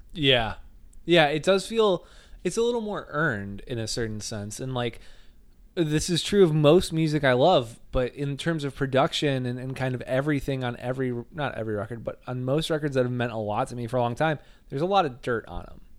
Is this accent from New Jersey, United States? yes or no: no; Northwest Indiana, United States; I was not from Chicago, but I'm from Northwest Indiana